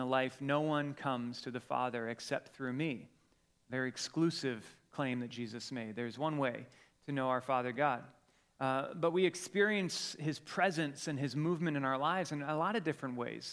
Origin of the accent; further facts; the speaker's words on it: Colorado, United States; moved away; we're from Colorado